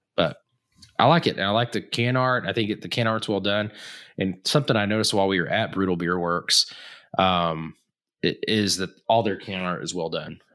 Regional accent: Texas, United States; moved away; also born or lived in Tulsa area, Oklahoma; I lived in Texas until my parents got a divorce, uh, and then my dad, m, my dad's originally from the Tulsa area, so we moved back to that, that area in general

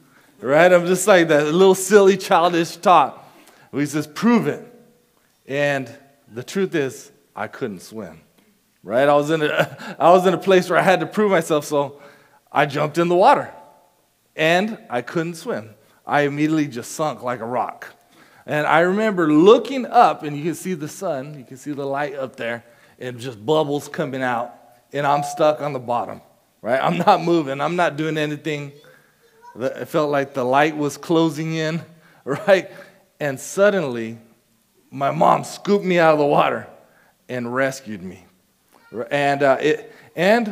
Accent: Casa Grande, Arizona, United States; I grew up in Casa Grande, Arizona.

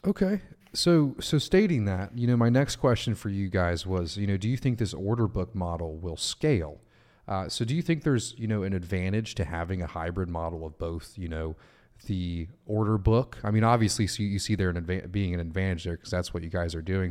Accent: United States; as an American

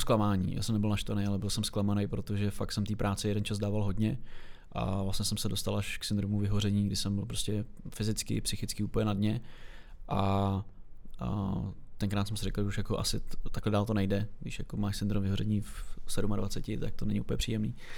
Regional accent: Czechia; jako Češi

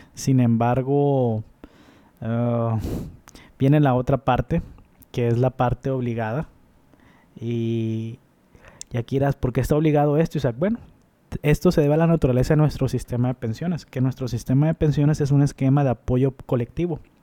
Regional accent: Mexico; nosotros como mexicanos

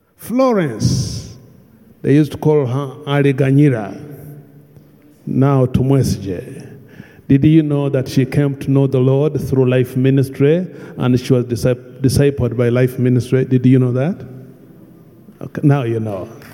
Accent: Bunyoro, Western Region, Uganda; I come from Bunyoro

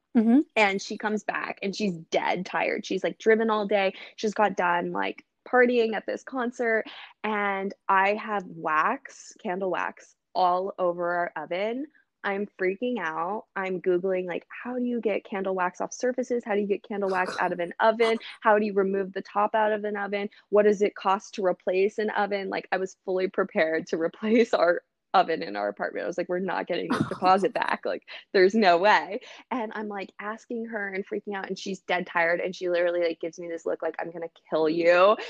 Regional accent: Los Angeles, California, United States; also born or lived in Dallas, Texas; I was born in Dallas actually, and I moved to Los Angeles when I was young

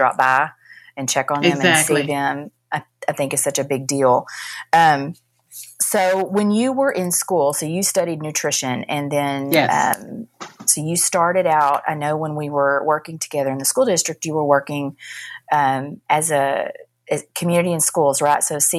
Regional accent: Dallas, Texas, United States; now in McKinney, United States; I grew up in Dallas, so I grew up in South Dallas, and we moved here when she was 2 years old.

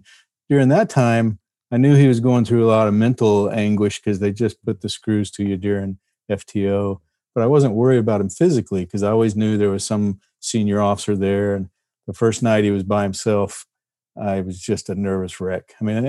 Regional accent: Fort Worth, Texas, United States; I grew up in Texas. Grew up near Fort Worth. Part of my life was down in Central Texas, kind of.

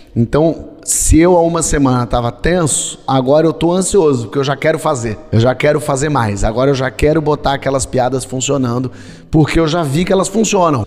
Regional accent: Brazil; eu, como brasileiro

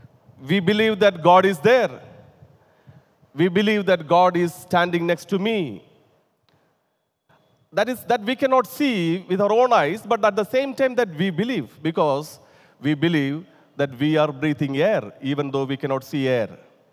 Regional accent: India; first language te; English is a second language; whenever I try to translate from my mother tongue and also my favorite language, Telugu, to English

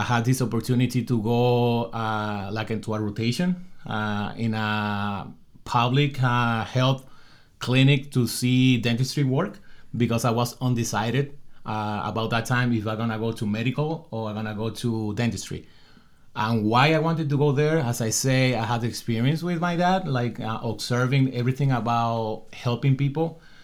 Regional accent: Dominican Republic; moved away as an adult; I come from the Dominican Republic

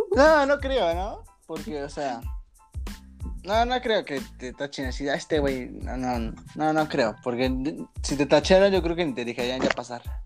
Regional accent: Mexico; somos de la parte de mexicano promedio

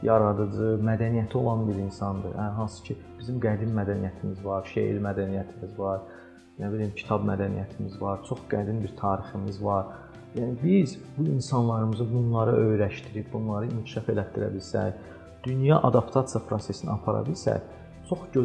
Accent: Azerbaijan; Mən bunu Azərbaycanlıyam deyə demirəm ha.

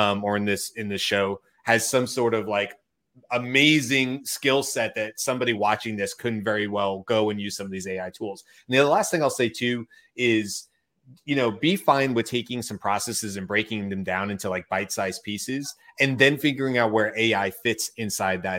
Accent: United States; as an American

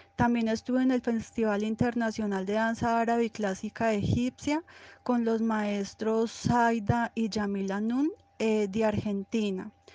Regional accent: Envigado, Antioquia, Colombia; Nací en Envigado.

